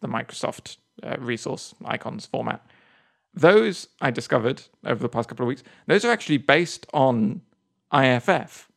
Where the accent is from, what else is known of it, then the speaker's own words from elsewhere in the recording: England, United Kingdom; now in United States; I come over here as an English person